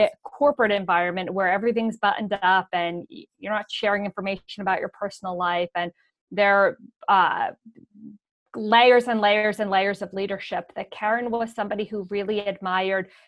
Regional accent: Montclair, New Jersey, United States; moved away as an adult; also born or lived in Sweden / Washington, D.C. / Boston; born and raised in Montclair, New Jersey, which is a suburb outside of New York City. I grew up there my whole life

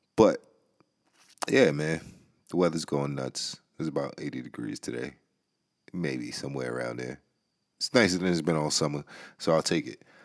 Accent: New York, United States; I'm from New York

